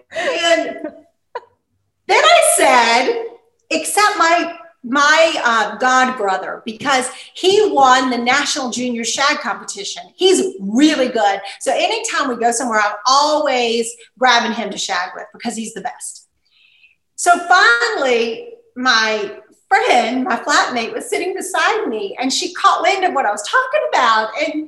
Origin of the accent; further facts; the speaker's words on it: Eastern North Carolina, United States; also born or lived in Edinburgh, Scotland; being that I'm from the Eastern North Carolina region, this was a big part of my life.